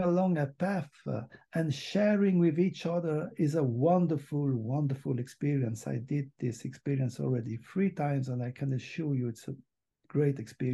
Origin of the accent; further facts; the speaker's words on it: Switzerland; I'm from Switzerland